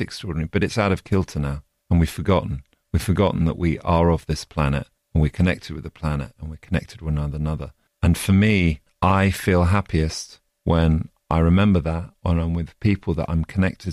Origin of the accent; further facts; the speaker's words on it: Oxford, South East England, United Kingdom; come from Oxford, from the U K